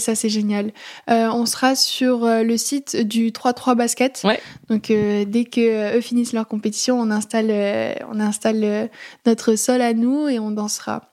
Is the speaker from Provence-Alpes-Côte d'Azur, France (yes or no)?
yes; Aix-en-Provence, Provence-Alpes-Côte d'Azur, France; moved away as an adult; now in Paris, France; je suis originaire d'Aix-en-Provence